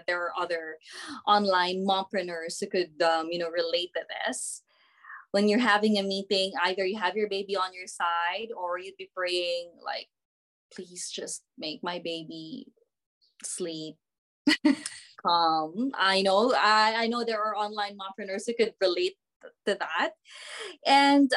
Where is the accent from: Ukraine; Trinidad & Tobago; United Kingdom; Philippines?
Philippines; moved away as an adult; now in New Zealand; I'm from the Philippines